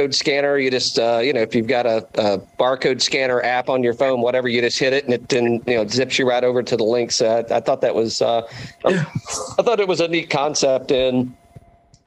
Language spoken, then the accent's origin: English; East Tennessee, United States; I'm originally from East Tennessee too.